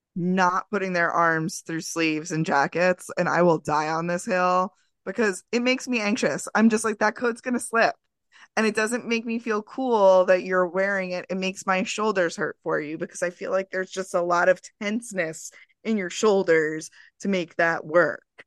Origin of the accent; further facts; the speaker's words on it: Long Island, New York, United States; also born or lived in Queens, New York; I am from Long Island. I am not from New York City proper. Did I live in Queens for almost twenty years? Yeah